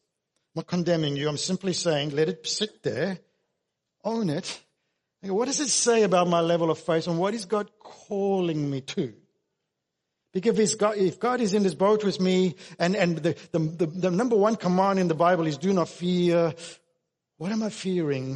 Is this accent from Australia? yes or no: yes; Australia; us as Australian Christians